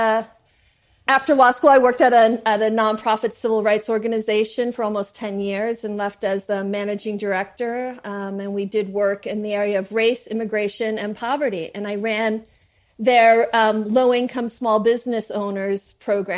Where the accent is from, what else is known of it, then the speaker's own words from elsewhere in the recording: New Jersey, United States; I'm from New Jersey